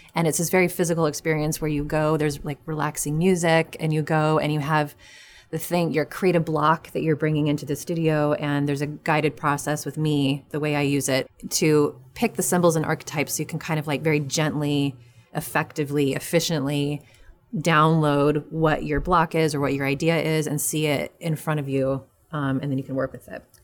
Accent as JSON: {"language": "English", "region": "New Mexico", "country": "United States", "also_born_or_lived": "New York", "moved": "yes", "said": "I'm from New Mexico originally."}